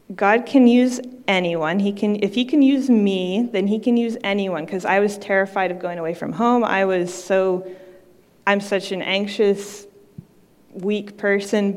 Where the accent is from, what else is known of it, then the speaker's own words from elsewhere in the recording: Maine, United States; I'm from Maine